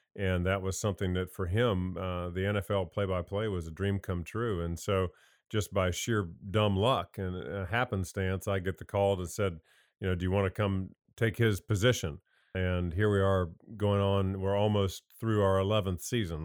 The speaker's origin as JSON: {"language": "English", "region": "Indiana", "country": "United States", "tie": "born or raised there", "also_born_or_lived": "North Carolina", "moved": "as an adult", "said": "I grew up in Indiana, came down here, played for Coach Smith."}